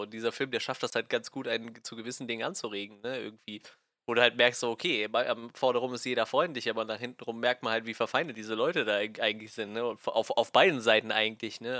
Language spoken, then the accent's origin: German; Germany; als Deutscher oder als Europäer